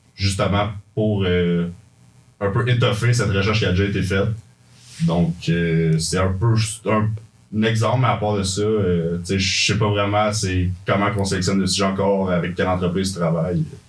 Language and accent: French; Saint-Jean-sur-Richelieu, Quebec, Canada; moved away as an adult; now in Sherbrooke, Canada; je viens de Saint-Jean, j'ai fait mon cégep là-bas et tout